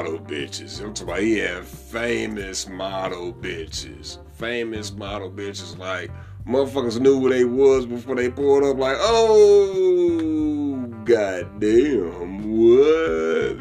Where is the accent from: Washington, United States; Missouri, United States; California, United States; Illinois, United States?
Missouri, United States; St. Louis; accent: country accent; I'm from the Midwest. I'm St. Louis, born and raised.